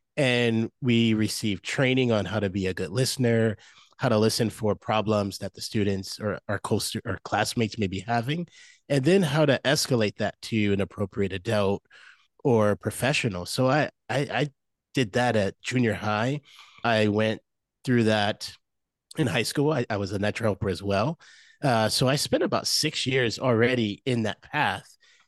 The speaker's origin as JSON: {"language": "English", "town": "Moline", "region": "Illinois", "country": "United States", "tie": "born or raised there", "said": "I grew up in Illinois, about 2 hours from Chicago, a place called Moline, Illinois, if anyone of your listeners is familiar with that area, Go Quad Cities."}